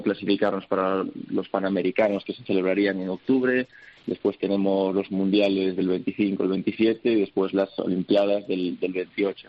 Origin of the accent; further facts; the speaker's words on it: Spain; Al final tengo doble nacionalidad, me siento americano, me siento español también